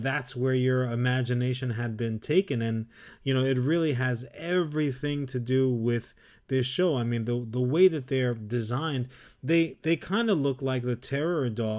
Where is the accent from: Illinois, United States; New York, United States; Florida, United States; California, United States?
New York, United States; New York City; growing up in New York and having the access to the city